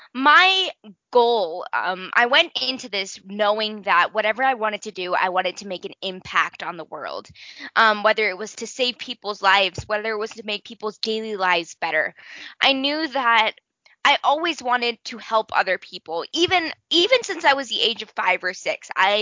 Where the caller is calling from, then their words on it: Denver, Colorado, United States; so I am 14 years old and I am coming in from Denver, Colorado.